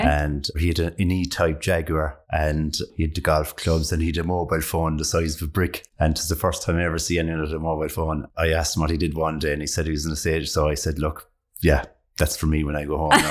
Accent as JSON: {"language": "English", "country": "Ireland", "said": "being Irish"}